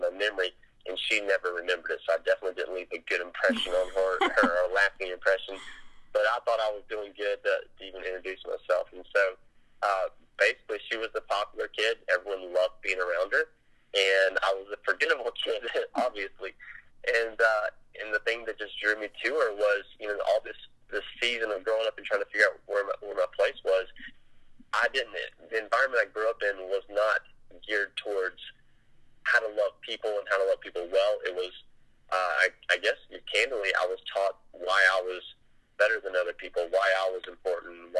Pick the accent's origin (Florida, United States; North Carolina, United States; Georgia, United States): Georgia, United States; South; I grew up in South Georgia as a big family